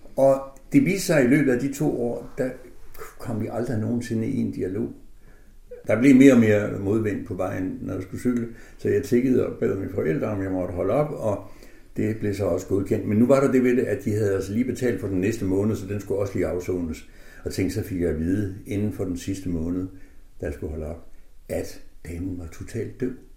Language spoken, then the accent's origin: Danish; Aså, North Denmark Region, Denmark; jeg er født i Aso, som ligger mellem Tæby og Hals